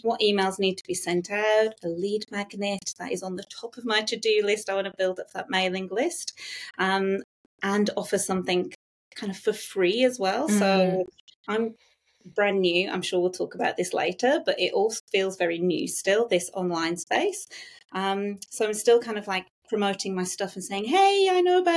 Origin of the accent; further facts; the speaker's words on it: England, United Kingdom; moved away as an adult; now in Gosford, Australia; Me and my husband, we met at university, so we're both English